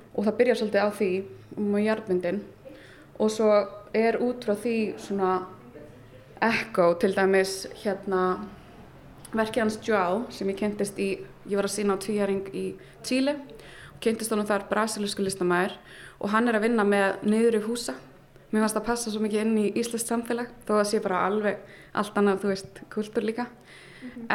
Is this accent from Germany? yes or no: yes; Berlin, Germany; moved away; ég ólst upp í Berlín